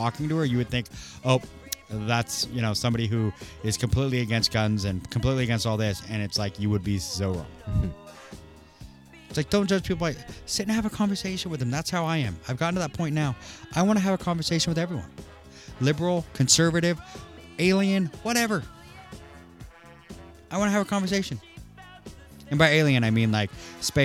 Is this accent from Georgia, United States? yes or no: no; Maple Valley, Washington, United States; I grew up in Maple Valley, and Maple Valley was very racist as I was growing up